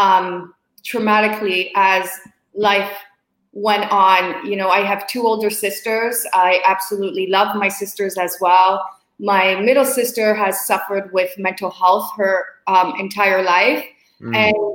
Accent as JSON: {"language": "English", "town": "Hamilton", "region": "Ontario", "country": "Canada", "tie": "born or raised there", "moved": "as an adult", "said": "I was born and raised in Hamilton, Ontario, which is just outside of Toronto"}